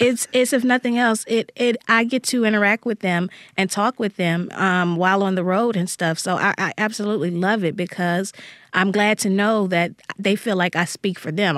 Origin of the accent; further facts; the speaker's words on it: Jackson, Mississippi, United States; the neighborhood where I grew up here in Jackson, Mississippi.